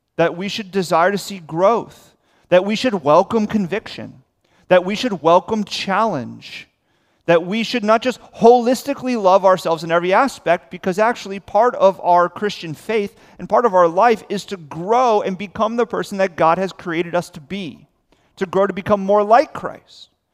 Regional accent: South Florida, United States; I'm born and raised in South Florida.

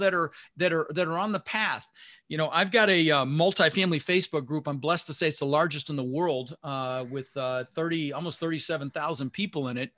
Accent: Denver, Colorado, United States; English is a second language; also born or lived in Netherlands; So I immigrated this country when I was six years old, my brother Albert, my mother Zvonta, and we didn't have much growing up. We ended up in Denver, Colorado. I was born in Holland in the Netherlands

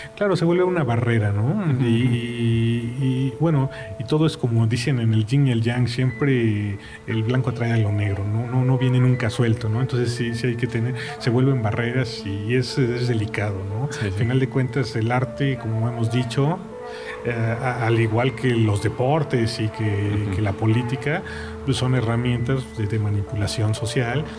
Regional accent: Mexico; como mexicano

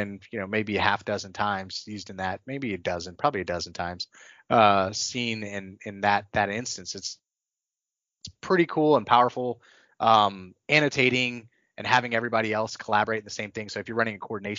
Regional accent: North Texas, United States; I was from North Texas

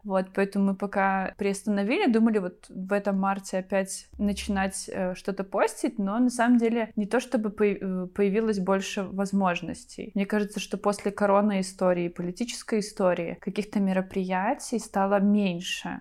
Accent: Vitebsk, Vitebsk Region, Belarus; also born or lived in Hlybokaye District; это мой родной город

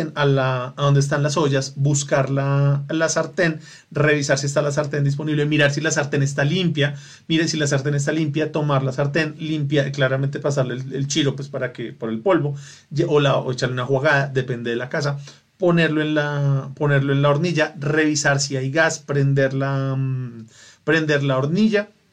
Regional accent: Bogotá, Colombia; Porque es mi ciudad, porque soy rolo

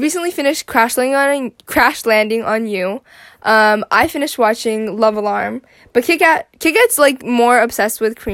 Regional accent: Philippines; We're Filipino, so we're Asian

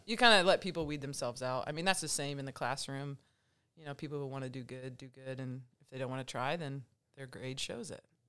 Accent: Angola, Indiana, United States; I grew up in Angola, Indiana

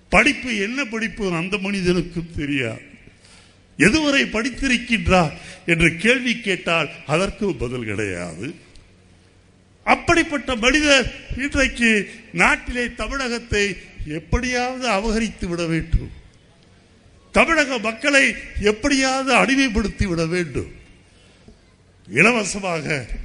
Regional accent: Tamil Nadu, India; ஒரு இந்தியனாக இருப்பேன் ஆனால் அதைவிட எனக்கு முக்கியம் நான் தமிழன்

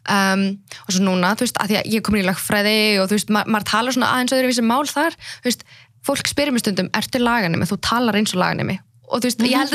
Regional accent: Iceland; also born or lived in Iraqi Kurdistan; ég fættist hér

